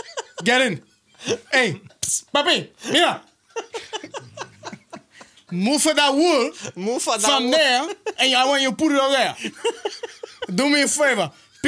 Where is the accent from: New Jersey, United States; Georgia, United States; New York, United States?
New York, United States; New York City; moved away; also born or lived in Nassau County, New York; I'm Nassau, first of all, I'm not from Seaford, all right? I'm from fucking Killer Queens, baby.